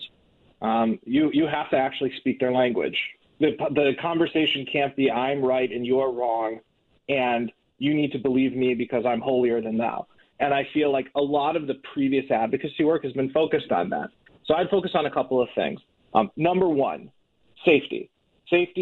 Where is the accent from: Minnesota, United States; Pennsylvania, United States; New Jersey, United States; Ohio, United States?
Minnesota, United States; Minnetonka; moved away as an adult; also born or lived in Iowa; now in California, United States; I lived, born and raised in Minnetonka, went to Hopkins High School, went to the U, went to Iowa for law school, then basically lived my entire life in the Midwest until I was around 30, moved out here in 2019